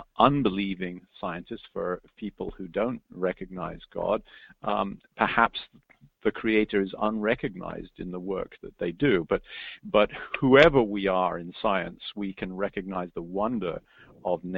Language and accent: English; England, United Kingdom; moved away as an adult; now in United States; I'm an Englishman born and bred, but I've lived in America now for over 30 years.